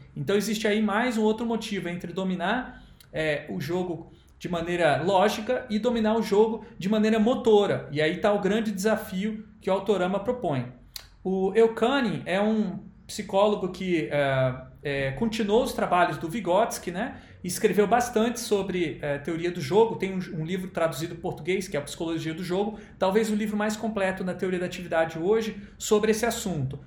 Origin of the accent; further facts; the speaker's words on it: Rio de Janeiro, Brazil; cidade onde eu nasci, no Rio de Janeiro